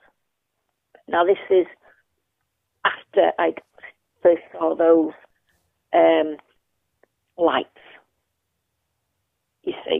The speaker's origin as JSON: {"language": "English", "town": "Manchester", "region": "North West England", "country": "United Kingdom", "tie": "born or raised there", "moved": "yes", "lives_now": "Colwyn Bay, United Kingdom", "said": "we moved there from Moston to Newton Heath"}